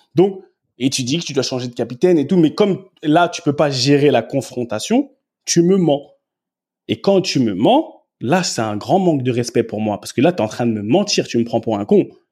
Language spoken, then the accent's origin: French; France; moved away as an adult; also born or lived in England; je suis français. Et chez nous, grandi comme j'ai grandi, il y a des manières de parler